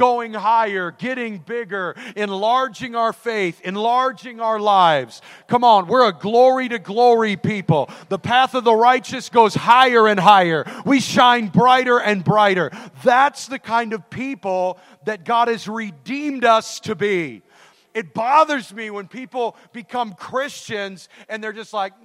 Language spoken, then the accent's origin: English; Idaho, United States; I'm from Idaho.